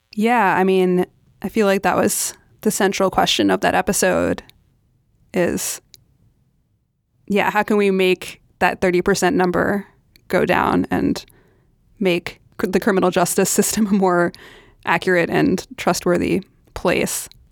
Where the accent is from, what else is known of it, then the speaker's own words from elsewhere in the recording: New York City, New York, United States; I am born and raised in New York City